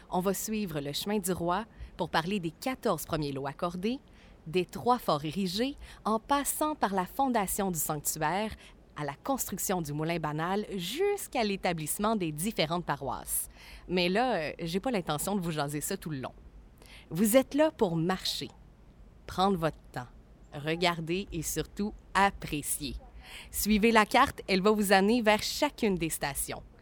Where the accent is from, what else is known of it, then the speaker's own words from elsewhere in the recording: Cap-de-la-Madeleine, Quebec, Canada; Je suis une fille du Cap. Je suis née au Cap, j'ai grandi au Cap, j'habite encore au Cap. Une vraie petite caponne, comme ma grand-mère disait.